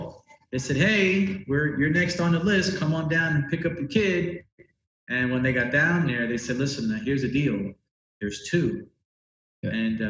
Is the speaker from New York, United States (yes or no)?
yes; New York, United States; I grew up in New York in Spanish Harlem, a place called El Barrio, which is sort of nestled in between Midtown Manhattan and Upper Manhattan. So I grew up there my whole life